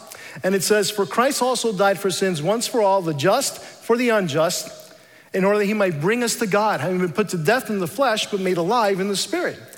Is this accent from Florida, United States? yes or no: no; New York City, New York, United States; also born or lived in Dominican Republic; We emigrated to the United States when I was 7 years old, and I was raised Roman Catholic in New York City.